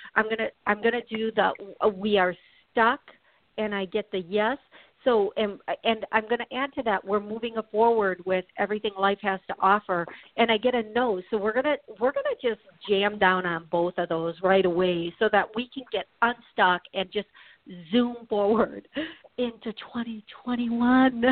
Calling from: Tennessee, United States; I'm calling from Tennessee

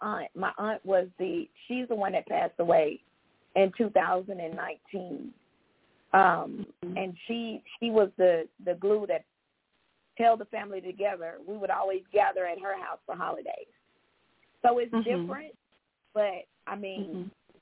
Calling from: Georgia, United States; from Georgia.

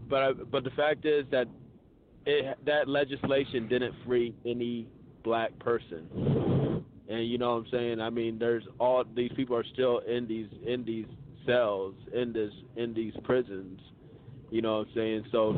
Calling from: Atlanta, Georgia, United States; Peace, this is … I'm calling from Atlanta.

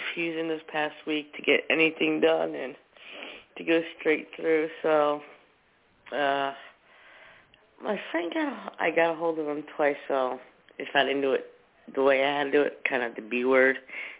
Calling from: New Jersey, United States; It's been a little bit. From New Jersey.

